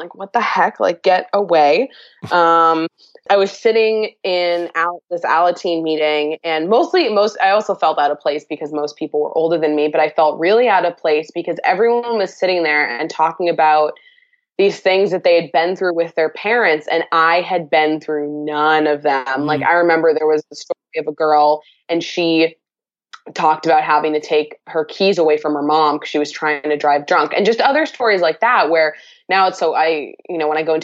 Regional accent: Massachusetts, United States; I'm from Massachusetts.

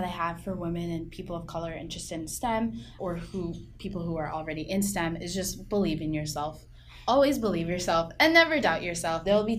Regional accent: Lynnwood, Washington, United States; also born or lived in Mountlake Terrace, Washington; I'm from Linwood, Washington, and Mountlake Terrace, Washington, that area. So it's about 20 minutes north of Seattle.

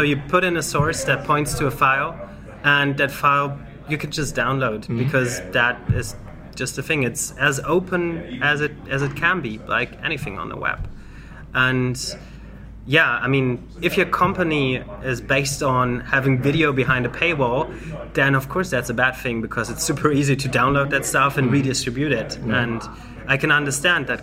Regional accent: Germany; from Germany

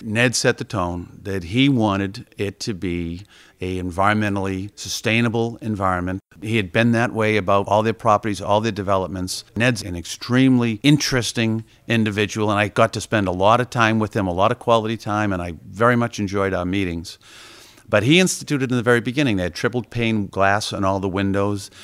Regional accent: Boston, Massachusetts, United States; I was a kid from Dorchester growing up

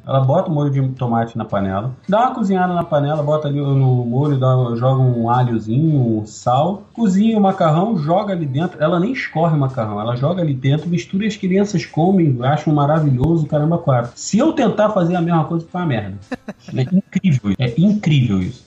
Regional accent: Rio de Janeiro, Brazil; eu era tijucano

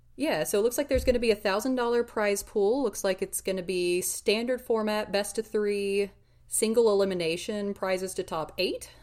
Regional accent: United States; we're far too American to be good at this

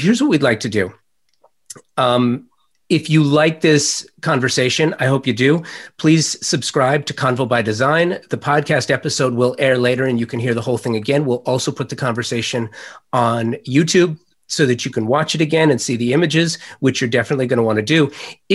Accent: Los Angeles, California, United States; I'm a native Angeleno

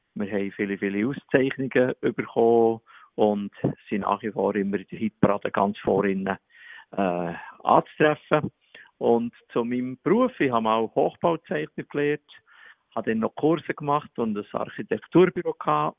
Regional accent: Bern, Switzerland; accent: Bernese German; Ich habe vier Mundart-CDs gemacht in Berndeutsch

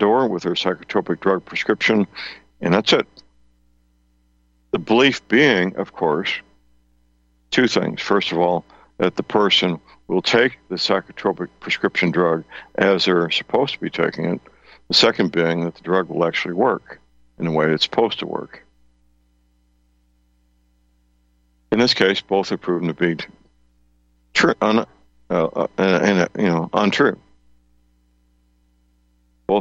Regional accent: St. Louis, Missouri, United States; my hometown, St. Louis

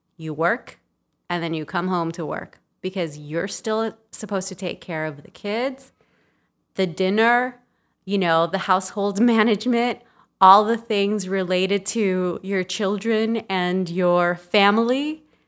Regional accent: Los Angeles, California, United States; also born or lived in El Salvador; I'm from El Salvador, but grew up in Los Angeles in a very traditional Latin household

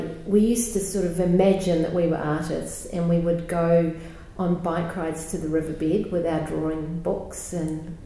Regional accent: Canterbury, New Zealand; also born or lived in Halifax, Yorkshire, England / Timaru / Pleasant Point; I grew up mostly in the South Island of New Zealand

